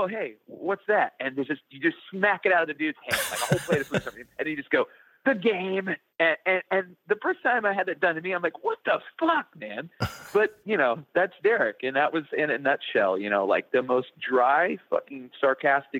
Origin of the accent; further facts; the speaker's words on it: Indiana, United States; moved away; where I grew up in Indiana